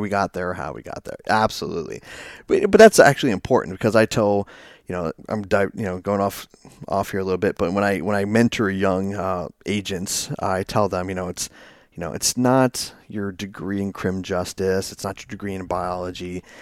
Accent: Herndon, Virginia, United States; I actually grew up in, uh, Northern Virginia

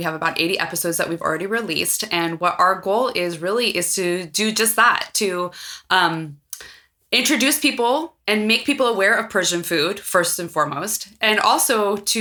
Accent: San Francisco, California, United States; I was born here in San Francisco. I've lived in the United States my whole life

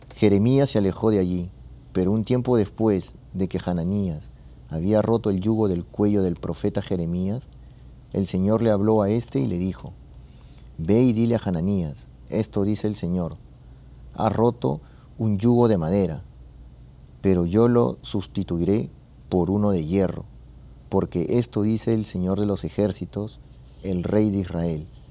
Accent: Peru; moved away; allá en Perú, yo soy de Perú

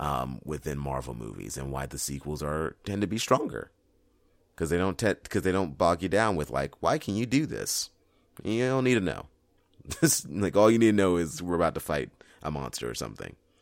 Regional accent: San Diego, California, United States; my hometown of San Diego

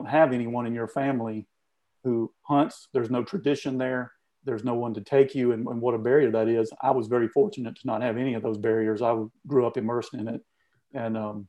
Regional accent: Southeast Georgia, United States; growing up in Southeast Georgia

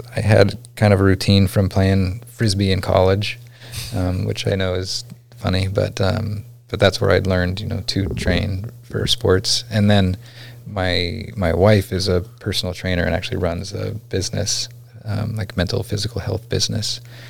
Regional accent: McGrath, Alaska, United States; And it could be that I grew up in McGrath and didn't learn how to swim.

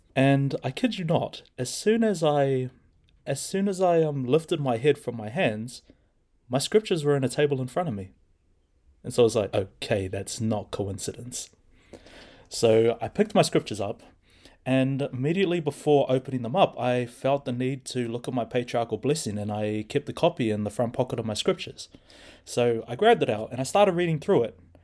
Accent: Hamilton, Waikato, New Zealand; also born or lived in Maramarua, New Zealand / Australia; I was born and raised in Hamilton

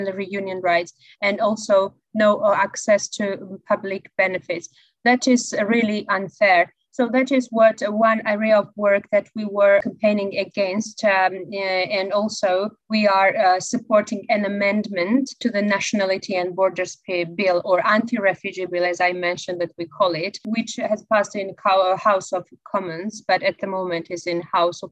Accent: Georgia; now in United Kingdom; I'm originally from Georgia. I'm a refugee myself

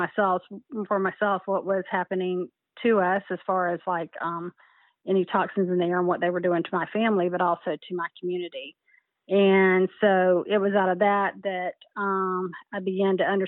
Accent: Clay County, Florida, United States; I grew up in Clay County, and nobody could love this area more than I do. My family goes back many generations in Florida, and we moved to Clay County when I was 8 years of age

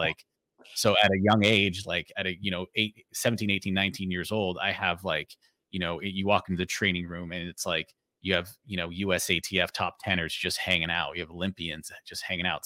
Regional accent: Oxnard, California, United States; a youth, um, track team in my hometown, Oxnard, California

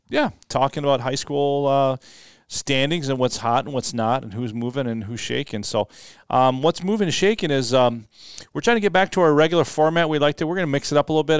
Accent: Metro West, Minnesota, United States; Metro West, which is my hometown

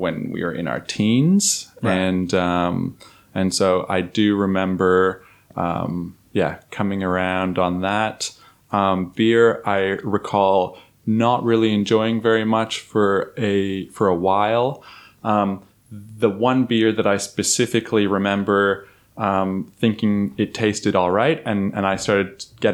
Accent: Toronto, Ontario, Canada; now in Melbourne, Australia; I grew up in Toronto

